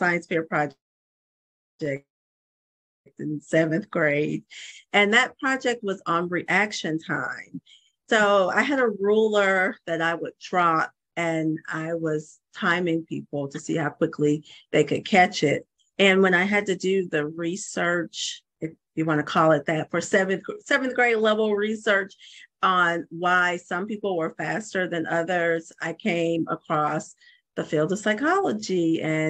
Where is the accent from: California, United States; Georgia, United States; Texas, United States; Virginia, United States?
Georgia, United States; moved away as an adult; also born or lived in Hawaii; I'm originally from Georgia. I moved back to Georgia